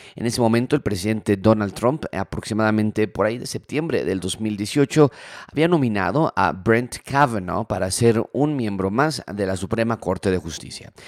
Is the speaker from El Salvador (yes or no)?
no; Mexico; nosotros como mexicanos